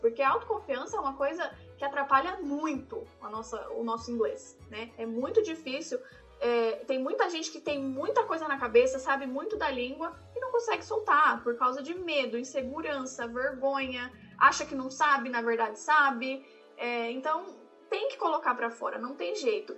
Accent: Brazil; moved away; also born or lived in Tennessee, United States; eu sou do Brasil, eu falo

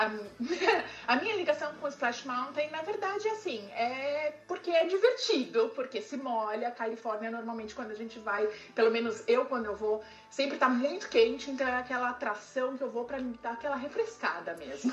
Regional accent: Santo André, São Paulo, Brazil; eu sou de Santo André, do ABC de São Paulo

